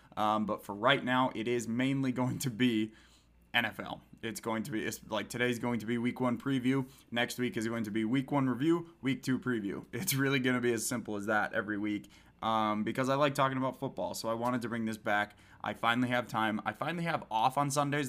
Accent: Wisconsin, United States; I'm from Wisconsin

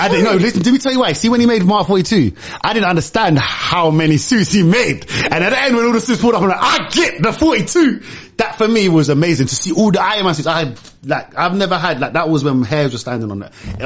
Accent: Larache, Tanger-Tetouan-Al Hoceima, Morocco; I'm from Arayesh. Arayesh, we call it LA. I'm from a little park called Jeanne Francis, which means French Gardens.

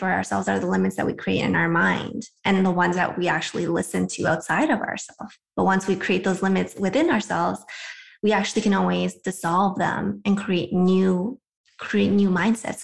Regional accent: Vancouver, British Columbia, Canada; moved away as an adult; now in United States; I'm from Vancouver, Canada

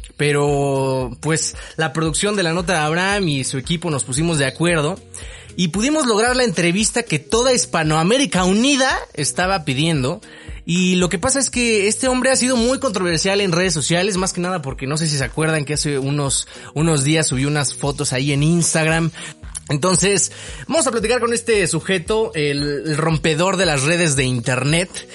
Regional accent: Mexico; ya tienes aquí un amigo en México

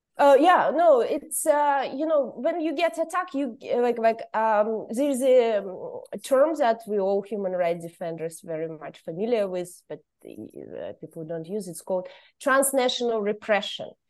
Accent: Kazakhstan; moved away as an adult; now in Brussels, Belgium; I'm originally from Kazakhstan, but now I'm a political refugee and I live in, uh, Brussels

